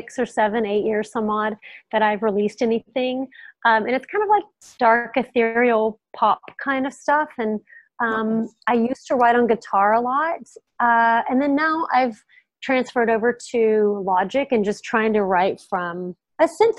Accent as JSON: {"language": "English", "area": "near Houston", "region": "Texas", "country": "United States", "tie": "born or raised there", "said": "I grew up in Texas, not that far from Houston, a really small town."}